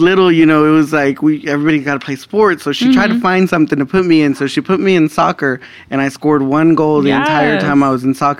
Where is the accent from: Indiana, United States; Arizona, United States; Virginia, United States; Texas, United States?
Texas, United States; Dallas; Born and raised in Dallas, Texas.